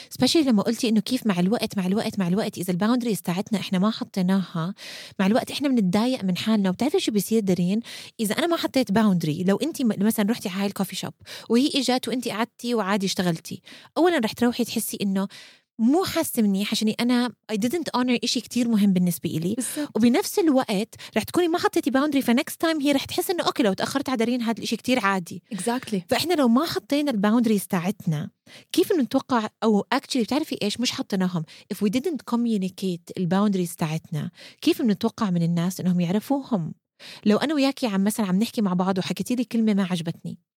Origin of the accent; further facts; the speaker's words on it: Amman, Amman Governorate, Jordan; now in Kuwait; مع الوقت درين ولما كبرت ونقلت من عمان على الكويت وصار عندي كتير وقت مرات بقعد فيه لحالي